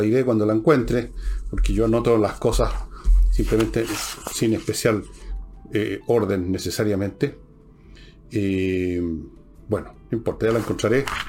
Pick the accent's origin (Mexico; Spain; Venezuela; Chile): Chile; somos los chilenos